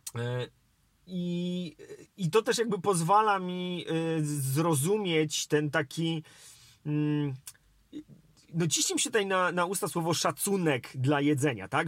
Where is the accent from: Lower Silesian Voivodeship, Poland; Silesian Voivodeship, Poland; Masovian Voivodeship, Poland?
Masovian Voivodeship, Poland; Warsaw; ja wychowałem się w Polsce, e, w Warszawie